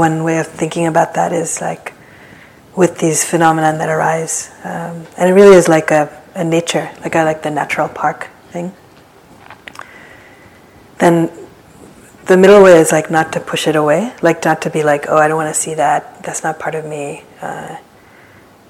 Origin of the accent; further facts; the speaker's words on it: East Coast, United States; now in San Francisco, United States; I remember this from like growing up in the East Coast